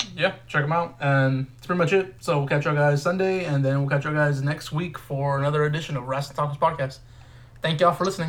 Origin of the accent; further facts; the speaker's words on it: Texas, United States; we're, we're from Texas, both of us